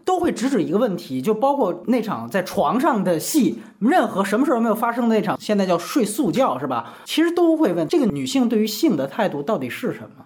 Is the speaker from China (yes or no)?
yes; China; 我们作为大陆人